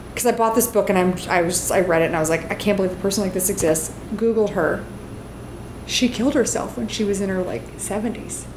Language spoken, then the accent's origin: English; the South, United States; I grew up in the South